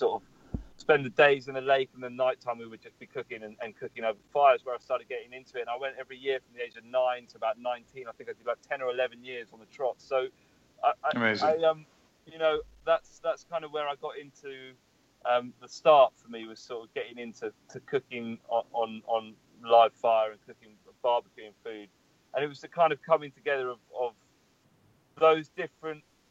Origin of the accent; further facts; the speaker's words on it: London, United Kingdom; I'm from London, born and raised.